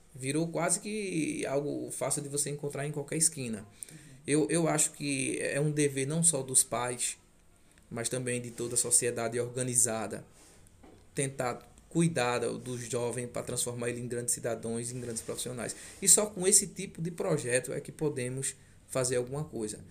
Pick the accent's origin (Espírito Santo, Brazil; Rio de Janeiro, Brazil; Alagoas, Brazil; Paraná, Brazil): Alagoas, Brazil; Jacuípe; moved away as an adult; now in Toritama, Brazil; Eu sou alagoano, sou da cidade de Jacuípe, Alagoas, a qual tenho um orgulho imenso de ser de lá.